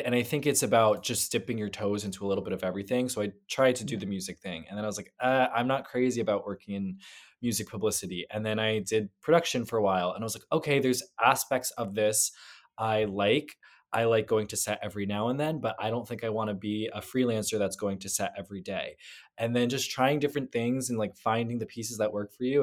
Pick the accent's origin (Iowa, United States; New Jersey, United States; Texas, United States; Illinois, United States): New Jersey, United States; now in New York, United States; I am from New Jersey